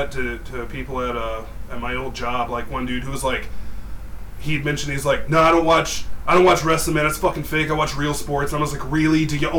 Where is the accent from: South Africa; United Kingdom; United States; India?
United States; Gaston County, North Carolina; I'm from Gaston County, dude. Like, I've lived in Gaston County my entire life, so, I mean, I don't even try to hide it at this point. I'm just fucking white trash through and through. I live in a trailer